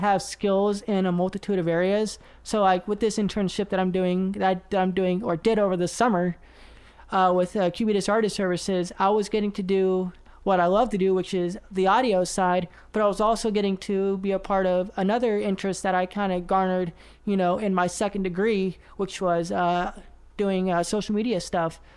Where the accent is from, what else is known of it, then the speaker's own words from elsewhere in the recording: Oklahoma City, Oklahoma, United States; moved away as an adult; also born or lived in Nashville, Tennessee; I am uh, from the South, so I'm from Oklahoma City